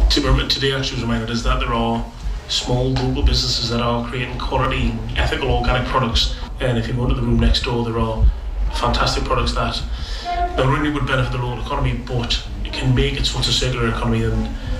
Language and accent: English; Gateshead, North East England, United Kingdom; I'm from Gated, I was going to say Saltwell Park, because that's a fantastic place we've got.